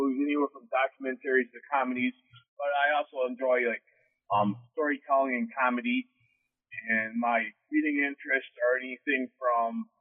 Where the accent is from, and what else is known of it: Wellsboro, Pennsylvania, United States